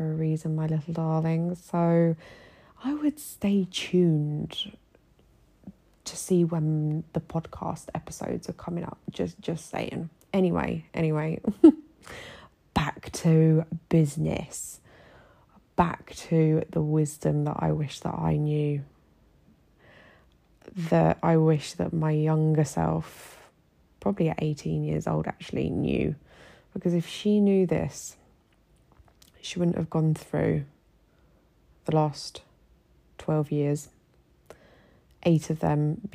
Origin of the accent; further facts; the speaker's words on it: United Kingdom; moved away as an adult; now in Egypt; my journey as a British woman living here in Egypt